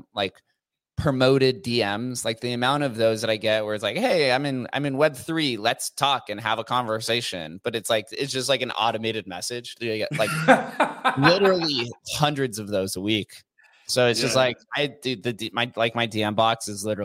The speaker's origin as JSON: {"language": "English", "town": "Las Vegas", "region": "Nevada", "country": "United States", "tie": "born or raised there", "said": "being born and raised in Las Vegas"}